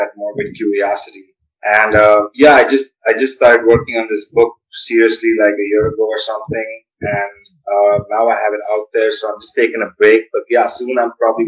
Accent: New Delhi, Delhi, India; also born or lived in Virginia; I'm just basically born and raised in New Delhi

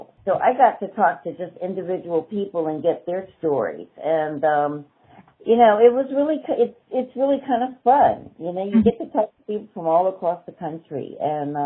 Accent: Washington, District of Columbia, United States; also born or lived in New York; I'm a native of Washington, D.C. Mm-hmm. I'm one of the few people that was actually born in D.C.

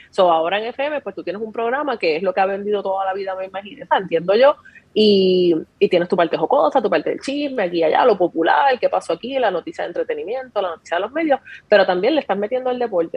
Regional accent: Ponce, Puerto Rico; yo soy natural de Ponce.

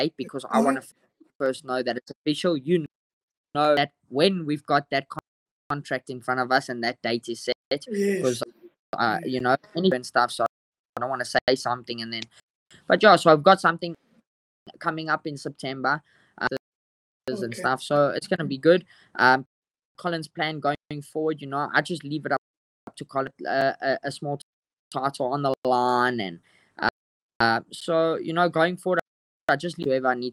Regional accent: South Africa; as South African fighters.

